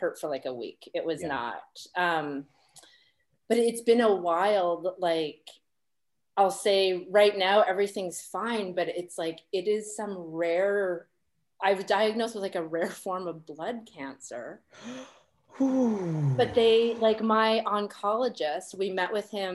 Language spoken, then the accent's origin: English; Canada; now in United States; me as a Canadian